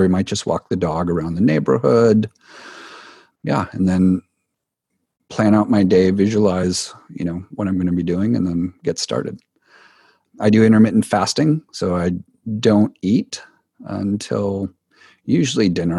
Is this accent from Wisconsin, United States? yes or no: yes; Wisconsin, United States; growing up in Wisconsin, which is a cold part here of the U S.